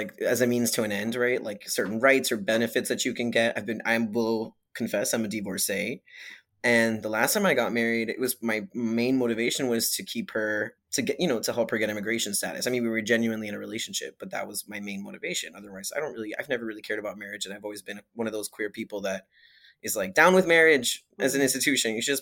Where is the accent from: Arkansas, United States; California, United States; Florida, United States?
Florida, United States; Hialeah; moved away as an adult; also born or lived in Kendall, Florida; now in New York, United States; I was born in Miami and I was raised in like Hialeah and then a place called Kendall